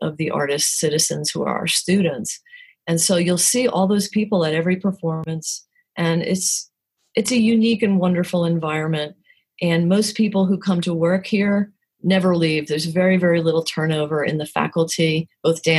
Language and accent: English; New Jersey, United States; moved away as an adult; also born or lived in New York City; now in Winston-Salem, United States; I'm from New Jersey and have my career in New York City